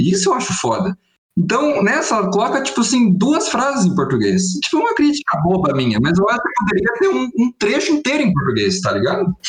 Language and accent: Portuguese; Brazil; É, eu não sou carioca. Cara, a gente é brasileiro, por favor.